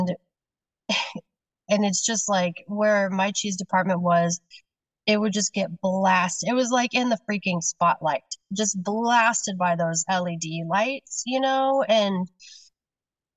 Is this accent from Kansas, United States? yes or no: yes; Kansas, United States; now in Seattle, United States; I grew up in Kansas